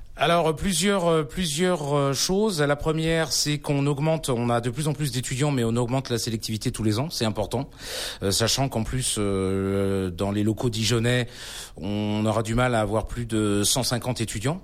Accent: Brittany, France; Je suis moi-même originaire de l'Ouest

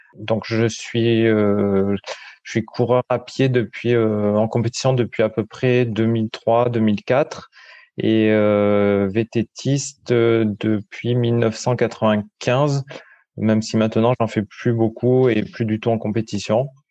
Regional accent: Paillon valley, hinterland of Nice, Provence-Alpes-Côte d'Azur, France; now in Mougins, France; je suis originaire de la vallée du Paillon. C'est une vallée qui est euh, dans l'arrière-pays niçois

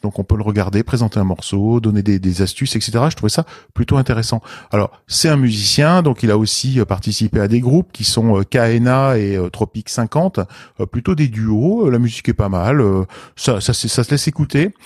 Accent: Lorraine, Grand Est, France; je suis lorrain

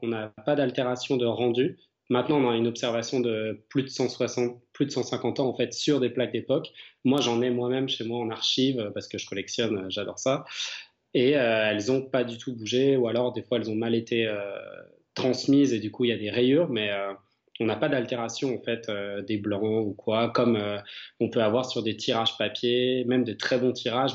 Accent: Chalon-sur-Saône, Bourgogne-Franche-Comté, France; J'habite et je suis né en fait à Chalon-sur-Saône

